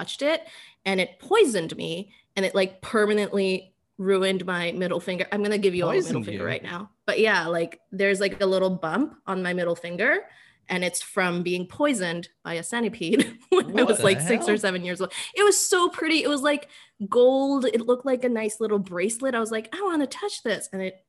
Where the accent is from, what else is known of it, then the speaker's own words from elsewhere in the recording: Bangladesh; moved away; when I was a kid, I grew up in Bangladesh